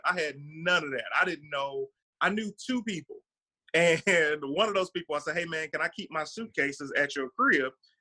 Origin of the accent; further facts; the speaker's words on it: Detroit, Michigan, United States; moved away as an adult; now in Los Angeles, United States; I'm from Detroit